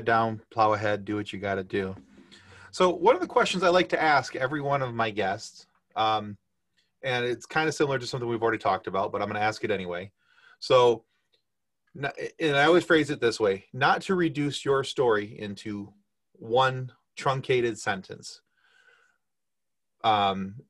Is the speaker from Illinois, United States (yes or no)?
no; Michigan, United States; I grew up in Michigan. I was a huge Tigers fan